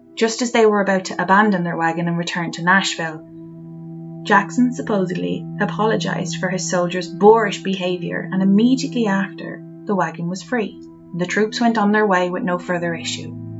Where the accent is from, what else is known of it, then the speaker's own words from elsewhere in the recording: Ireland; growing up in Ireland